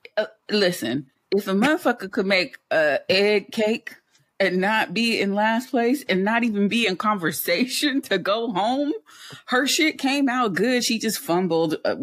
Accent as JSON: {"language": "English", "region": "California", "country": "United States", "said": "as a Californian"}